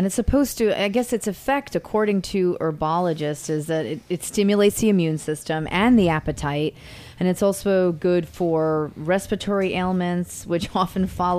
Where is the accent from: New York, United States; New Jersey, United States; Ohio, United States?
New York, United States; New York City; also born or lived in Italy / Staten Island; I was actually born in Italy, and I lived in Brooklyn most of my life.